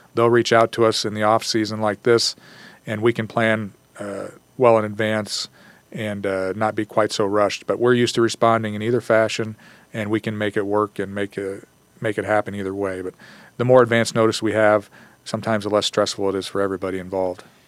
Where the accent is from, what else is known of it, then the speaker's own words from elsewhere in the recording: Columbus Junction, Iowa, United States; moved away as an adult; also born or lived in Muscatine, Iowa; now in Gilbert, United States; I grew up in Columbus Junction